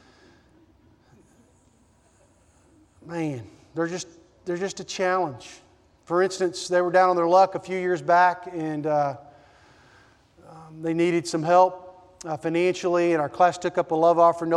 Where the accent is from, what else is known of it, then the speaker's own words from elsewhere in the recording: Nashville, Tennessee, United States; I grew up in Nashville, Tennessee